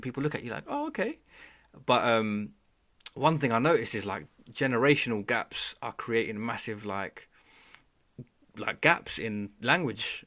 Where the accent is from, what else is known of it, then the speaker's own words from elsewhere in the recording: Bangladesh; I'm from Bangladesh